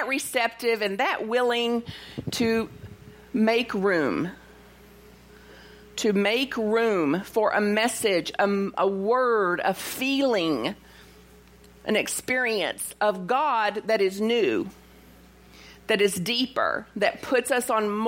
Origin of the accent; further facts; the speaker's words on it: Bug Tussle, Kentucky, United States; I'm from Bug Tussle, Kentucky.